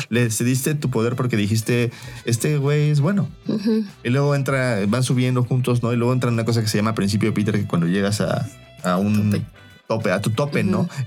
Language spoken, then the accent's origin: Spanish; Mexico; como mexicanos que queremos